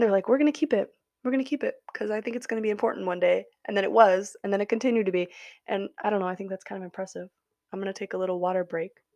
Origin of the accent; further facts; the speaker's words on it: Wisconsin, United States; I am from Wisconsin